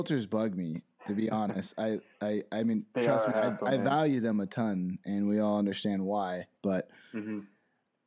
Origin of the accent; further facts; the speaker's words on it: Phoenix, Arizona, United States; also born or lived in San Diego, California; now in Boise, United States; We're from San Diego, grew up in Phoenix, Arizona, and live in Boise, Idaho now